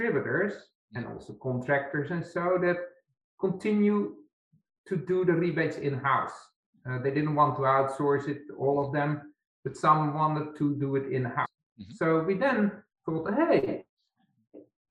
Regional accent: Netherlands; English is a second language; moved away as an adult; also born or lived in Poland / Belgium; now in United States; I'm from the Netherlands. I grew up there

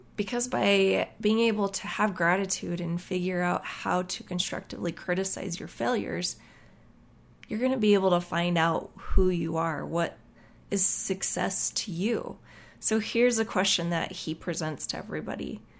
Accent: Utah, United States; moved away; they would ask me where I was from. And I would tell them that I was from Utah

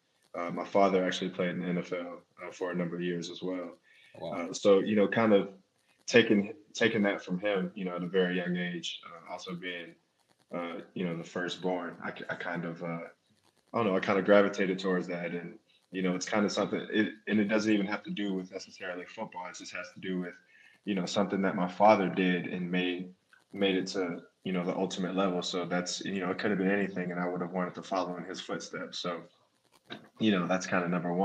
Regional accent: Atlanta, Georgia, United States; moved away as an adult; also born or lived in Boston, Massachusetts; now in Detroit, United States; I grew up in Atlanta, Georgia

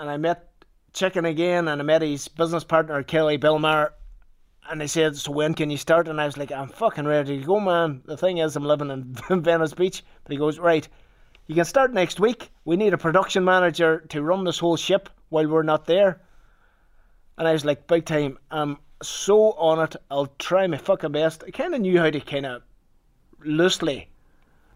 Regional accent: Ballykelly, Northern Ireland, United Kingdom; I'm from Limavady, like Ballykelly, a wee village outside Limavady in Northern Ireland

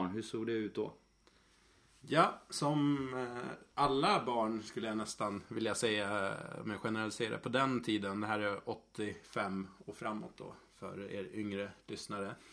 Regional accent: Gotland, Sweden; moved away as an adult; now in Stockholm, Sweden; egentligen 22 års åldern någonstans när jag flyttade ifrån Gotland och spelade i eh, ett lag här i Stockholm i Mälarhöjden

